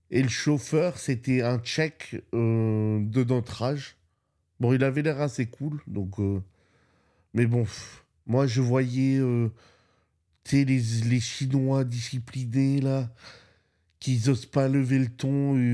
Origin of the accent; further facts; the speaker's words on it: Spain; moi, je viens d'Espagne. Hein il neige pas en Espagne, où j'habite, il neige pas.